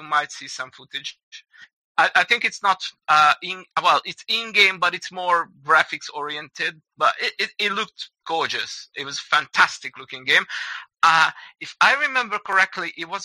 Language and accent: English; Budapest, Hungary; we're from Hungary, we're from Budapest